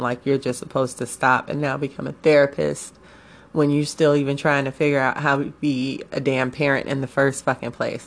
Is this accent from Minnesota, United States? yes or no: no; Chicago, Illinois, United States; I am a Chicagoan till Chicago ends